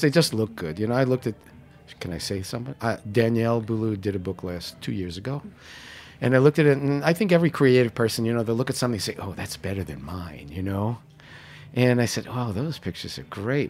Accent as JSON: {"language": "English", "town": "New York City", "region": "New York", "country": "United States", "tie": "born or raised there", "said": "I was born in Canarsie"}